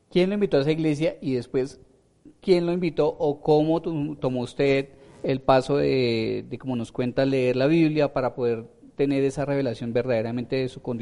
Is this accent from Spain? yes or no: no; Bogotá, Colombia; Soy de aquí, de Bogotá, sí, señor.